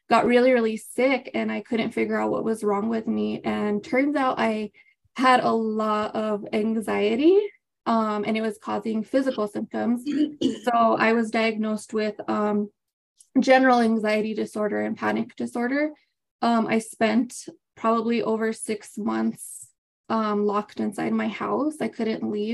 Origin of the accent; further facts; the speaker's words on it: Las Vegas, New Mexico, United States; now in Albuquerque, United States; I was born and raised in Las Vegas, New Mexico, but I currently reside in Albuquerque, New Mexico.